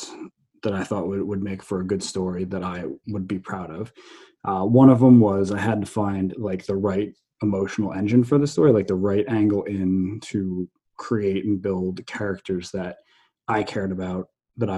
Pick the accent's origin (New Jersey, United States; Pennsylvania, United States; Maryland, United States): New Jersey, United States; I grew up in New Jersey.